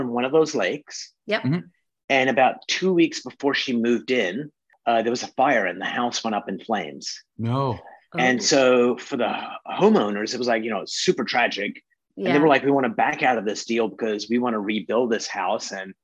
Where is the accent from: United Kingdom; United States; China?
United Kingdom; now in Canada; I was a little kid in the UK